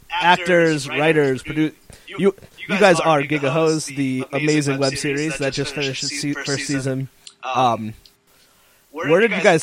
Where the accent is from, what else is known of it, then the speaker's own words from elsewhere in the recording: Northeast, United States; Growing up in, like, the Northeast